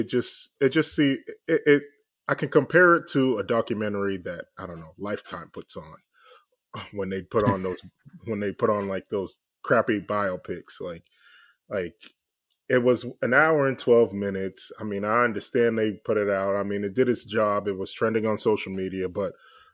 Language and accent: English; Boston, Massachusetts, United States; I'm from Boston